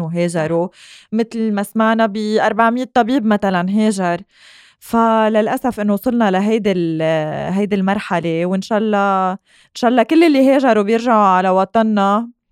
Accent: Lebanon; نحن سبيشلي كلبنانيين كتير معلقين بعيالنا

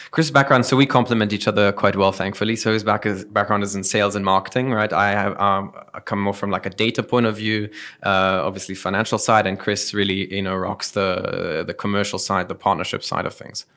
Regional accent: Dubai, United Arab Emirates; moved away; also born or lived in Germany / South Africa; I was born and raised here in Dubai

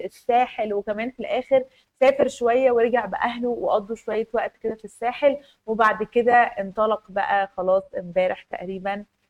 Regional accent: Egypt; احنا كمصريين

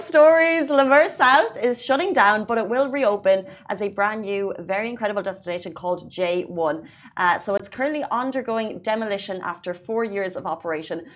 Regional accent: Ireland; now in United Arab Emirates; an Irish citizen who came to the UAE without a driving license

